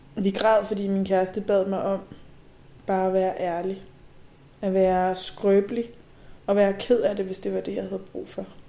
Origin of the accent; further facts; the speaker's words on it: Nivå, Capital Region of Denmark, Denmark; Nivo er en lille by, der ligger nord for København, hvor jeg er vokset op